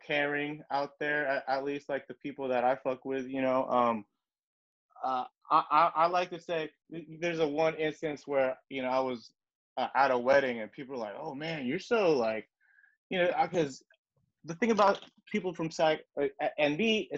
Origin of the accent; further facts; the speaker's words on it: Sacramento, California, United States; moved away as an adult; also born or lived in Elk Grove; now in Los Angeles, United States; Born and raised Sacramento area